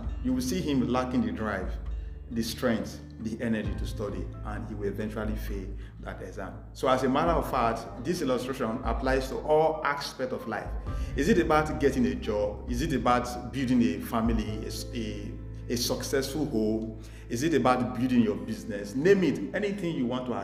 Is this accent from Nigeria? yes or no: yes; Nigeria; moved away as an adult; now in Delhi, India; I am from Nigeria, but presently a final year Master of Technology student at the Indian Institute